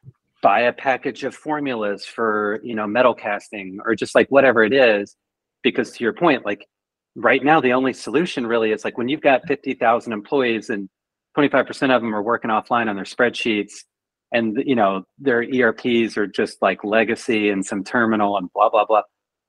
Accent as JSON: {"language": "English", "country": "Canada", "said": "So trust me, I'm Canadian. Like we do nothing wrong."}